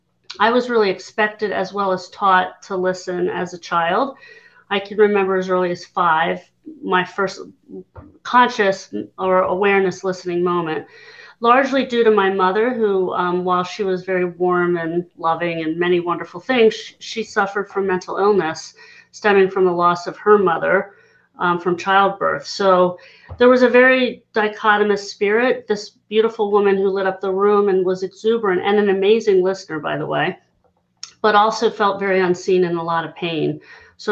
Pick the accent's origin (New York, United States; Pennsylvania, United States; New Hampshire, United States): Pennsylvania, United States; Hershey; I'm from Hershey, Pennsylvania, for anybody who knows, Chocolate Town, USA. I smelled more manure than chocolate growing up because I lived just 10 minutes outside the town, very rural.